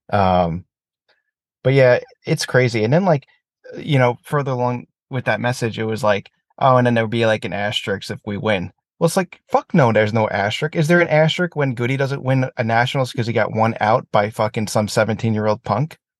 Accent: United States; as an American

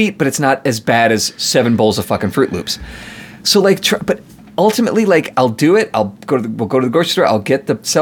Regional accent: United States; I'm an American

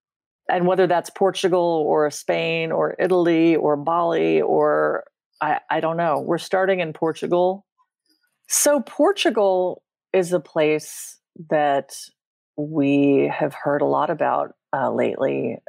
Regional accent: London, United Kingdom; born there; also born or lived in Vienna, Austria; And I was born in London. And we lived in London twice when I was growing up.

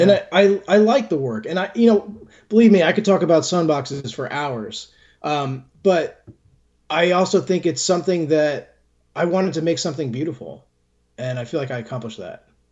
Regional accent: Brookfield, Connecticut, United States; I grew up in Brookfield, Connecticut, which is about an hour and a half from New York City.

